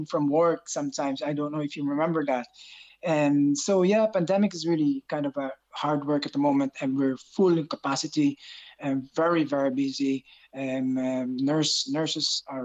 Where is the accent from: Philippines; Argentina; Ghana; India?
Philippines; Bacolod, Western Visayas; moved away as an adult; also born or lived in Ireland; now in Dublin, Ireland; I originally came from the middle part of the Philippines, which is Bacolod City in Negros. I came to Ireland 20 years ago.